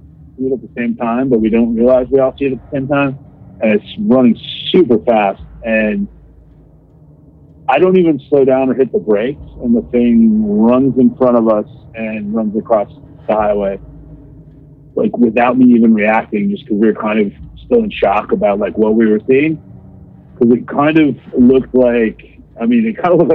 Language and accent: English; Theresa, Wisconsin, United States; That's my hometown in Wisconsin, really small hometown